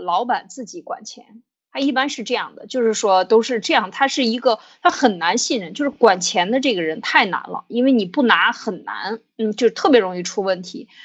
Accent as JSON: {"language": "Chinese", "country": "China", "said": "我们中国人常讲丑话说在前面"}